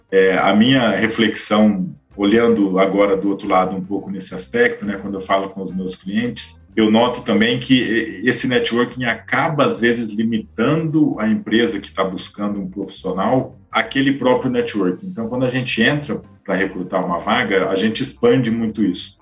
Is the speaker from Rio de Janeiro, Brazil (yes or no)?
no; Bebedouro, São Paulo, Brazil; moved away as an adult; also born or lived in Piracicaba; sou do interior de São Paulo, de Bebedouro